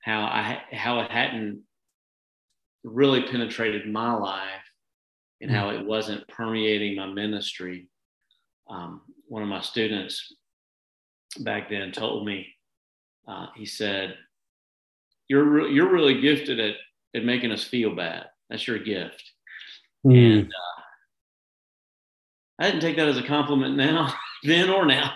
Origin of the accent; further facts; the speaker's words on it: Dresden, Tennessee, United States; moved away as an adult; also born or lived in Nashville, Tennessee; now in Tulsa, United States; I was born in Tennessee, in a little town called Dresden, which is out in the country. And when I say out in the country, I mean, I would every day after school come home, pick up my shotgun, and go across the street and go hunting.